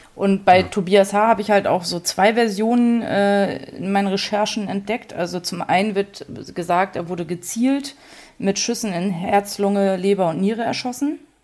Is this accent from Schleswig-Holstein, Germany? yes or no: yes; Dänischenhagen, Schleswig-Holstein, Germany; now in Kiel, Germany; dass ich meinen Großteil in den Schnagen verbracht habe, da war ich so bis 15 Jahre